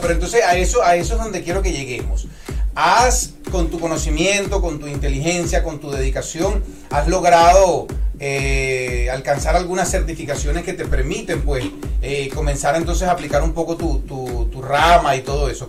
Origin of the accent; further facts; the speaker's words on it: Puerto La Cruz, Anzoátegui, Venezuela; now in Florida, United States; mi tierra natal, Venezuela. Eh, Puerto La Cruz, Lechería